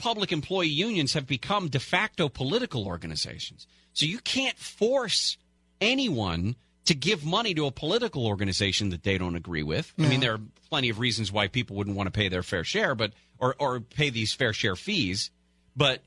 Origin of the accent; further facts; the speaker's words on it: San Francisco Bay Area, California, United States; I grew up in the Bay Area.